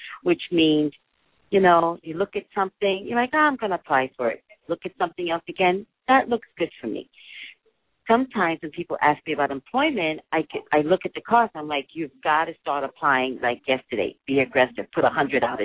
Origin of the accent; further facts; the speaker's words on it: New York, United States; I'm a native New Yorker